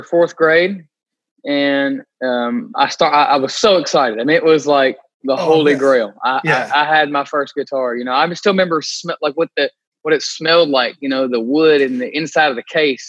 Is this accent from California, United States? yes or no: no; Glasgow, Kentucky, United States; I was growing up in Glasgow, 15 minutes away